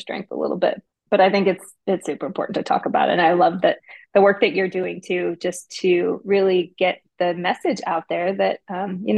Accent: Detroit, Michigan, United States; now in Nashville, United States; I'm from Detroit

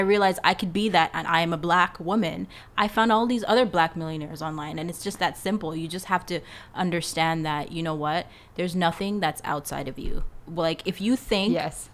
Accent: Canada; also born or lived in Jamaica; I'm Jamaican. Um, I came to Canada when I was seven years old

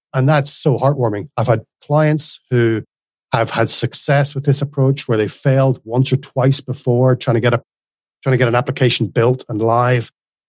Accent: Northern Ireland, United Kingdom; moved away as an adult; now in Australia; So in Northern Ireland, it would be very flat vowel, one syllable, …. … And when I moved to Australia, there's definitely two syllables in there.

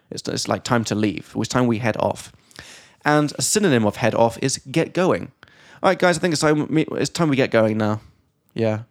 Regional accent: England, United Kingdom; from England

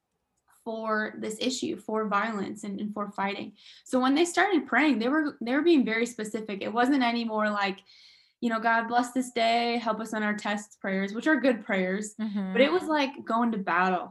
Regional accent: Michigan, United States; that's where I'm originally from. I'm from Michigan.

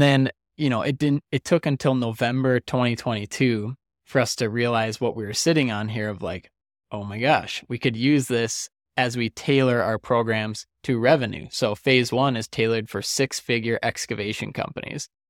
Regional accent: Detroit Lakes, Minnesota, United States; now in Arizona, United States; Detroit Lakes, Minnesota, which is where the, where the money's going and is my hometown

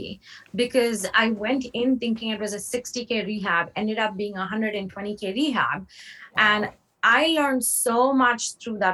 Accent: India; moved away; I grew up in India, moved here in 2006.

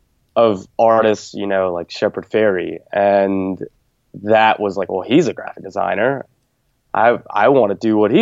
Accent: the South, United States; growing up in the South

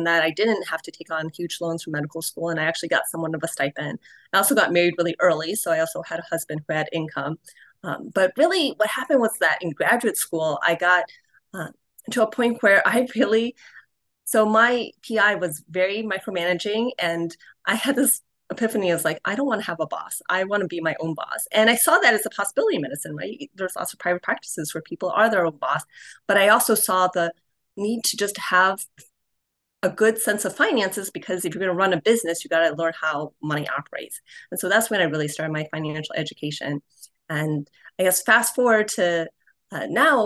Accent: Cleveland, Ohio, United States; Cleveland, which is actually my hometown. That's where I grew up

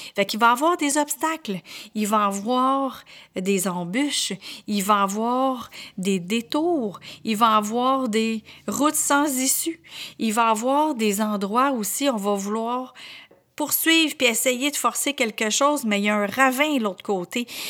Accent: Quebec, Canada; accent: Québécois; j'étais vraiment très, très, très à la québécoise avec autant mon accent qu'avec mes expressions

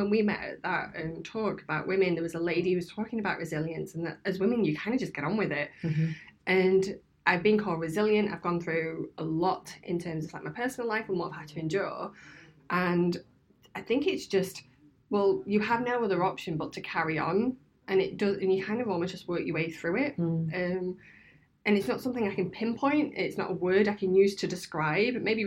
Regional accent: Scunthorpe, Yorkshire and the Humber, United Kingdom; moved away; also born or lived in Birmingham; I'm originally from Scunthorpe, so it's a grey steel town up north in one of the poorest areas of the country

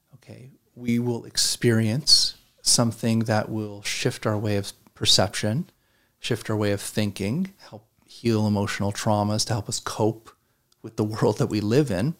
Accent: Canada; growing up in Canada, we watched the U S news

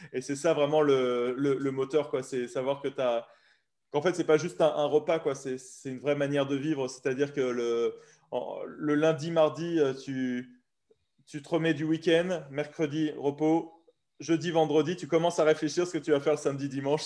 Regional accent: France; nous, en tant que bon français

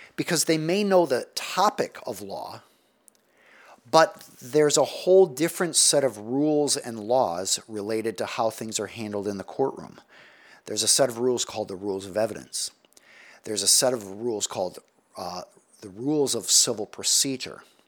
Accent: United States; as American society

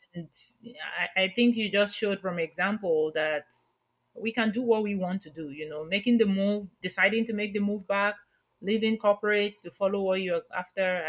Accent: Nigeria; moved away; I grew up in Nigeria

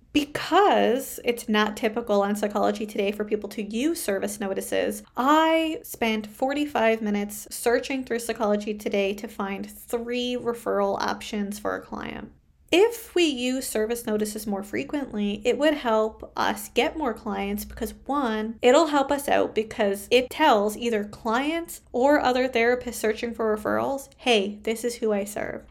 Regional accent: Canada; I am a Canadian social worker

